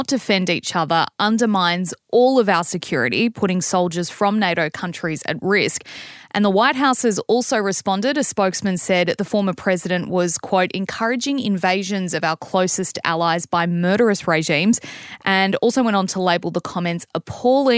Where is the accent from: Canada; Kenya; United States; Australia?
Australia; as an Aussie